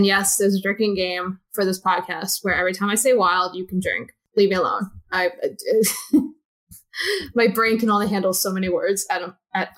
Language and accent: English; Long Island, New York, United States; Long Island, baby